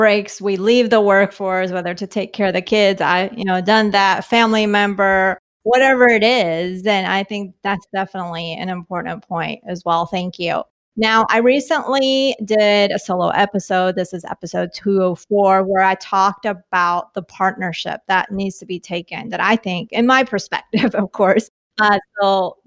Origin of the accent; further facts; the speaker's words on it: Colombia; now in United States; I was born in Colombia